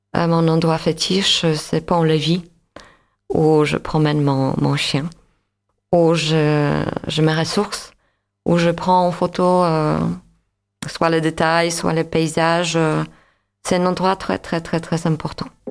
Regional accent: Łódź, Łódź Voivodeship, Poland; born or raised there; French is a second language; moved away as an adult; now in France

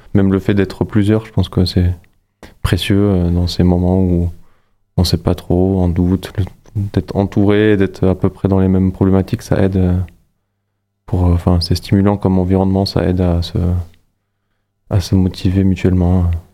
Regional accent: Luxembourg; moved away as an adult; now in Montpellier, France; Je suis né, j'ai grandi au Luxembourg

